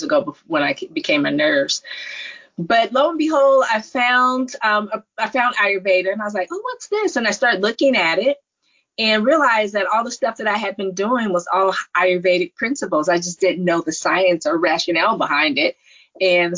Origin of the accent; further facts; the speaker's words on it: Palo Alto, California, United States; born, raised in the Silicon Valley, born at Stanford, growing up in Silicon Valley